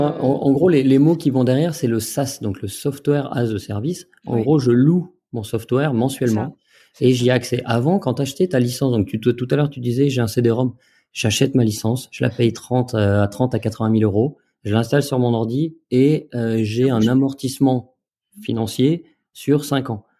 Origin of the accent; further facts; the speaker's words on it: Jura, Bourgogne-Franche-Comté, France; en tant que jurassien euh, et franc-comtois fier de l'être